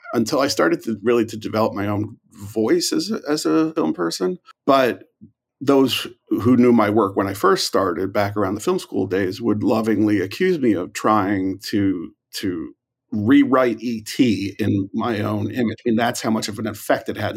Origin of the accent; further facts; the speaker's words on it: New York, United States; moved away as an adult; also born or lived in Galway, Ireland; now in Hollywood, United States; I'm from New York uh, originally